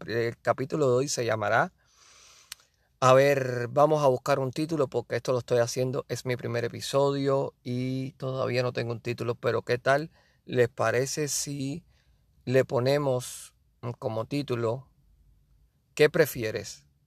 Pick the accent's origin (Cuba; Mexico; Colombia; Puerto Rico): Cuba; Yo soy de Cuba y yo quería ser pelotero